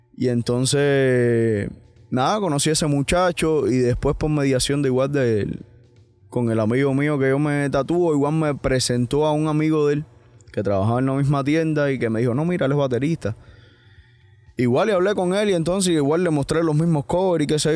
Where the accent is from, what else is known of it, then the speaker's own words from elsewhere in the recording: Cuba; also born or lived in Miami; now in United States; yo al final me siento cubano 100%